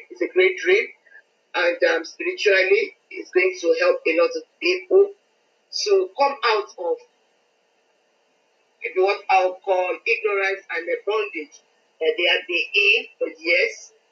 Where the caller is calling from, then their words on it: Lagos, Nigeria; I'm calling from Lagos in Nigeria. Uh